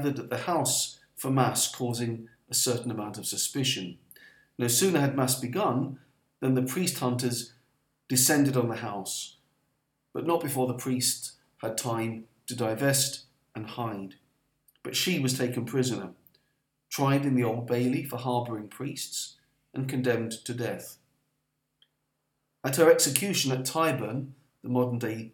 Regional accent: London, United Kingdom; as a Londoner

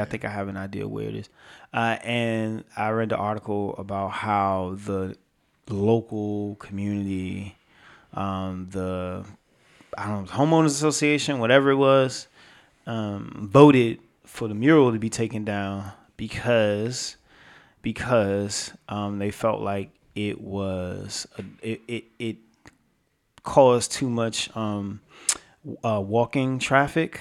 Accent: New York City, New York, United States; I'm from I'm from New York. I'm from Brooklyn

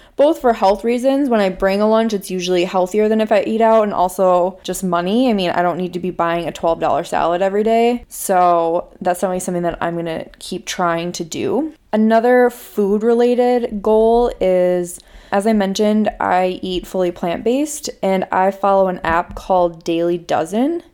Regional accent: Minnesota, United States; accent: Minnesota; My family is originally from Chicago, but I grew up in Minnesota. I went to college in Minnesota, and I live in Minnesota now

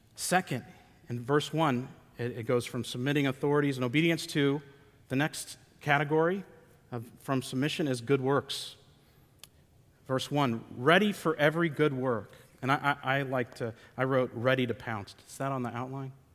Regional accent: United States; We're Americans

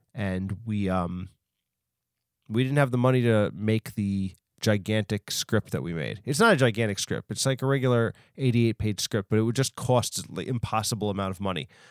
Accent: New York, United States; also born or lived in Long Island; I'm from New York, so I was able to go to, like, the Bronx Zoo and the Queen's Zoo

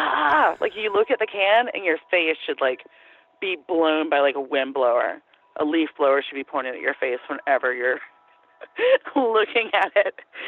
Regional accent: Athens, Georgia, United States; I'm from Athens. I'm totally fine with that.

